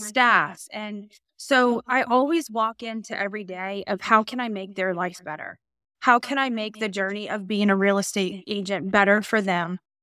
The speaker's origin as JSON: {"language": "English", "town": "Norfolk", "region": "Virginia", "country": "United States", "tie": "born or raised there", "lives_now": "Suffolk, United States", "said": "I am born and raised in Norfolk, Virginia"}